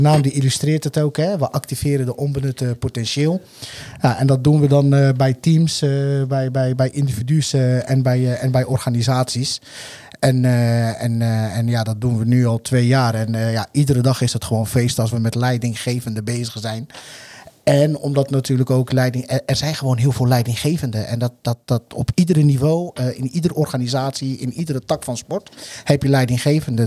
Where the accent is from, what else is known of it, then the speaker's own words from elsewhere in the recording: Alphen aan den Rijn, South Holland, Netherlands; also born or lived in Morocco; Ik ben eh, geboren in Marokko, getogen in al aan de Rijn